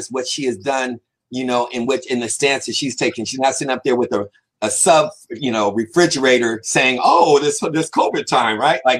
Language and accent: English; Compton, California, United States; You know, I'm from Southside. I'm, you know, I'm from CPT.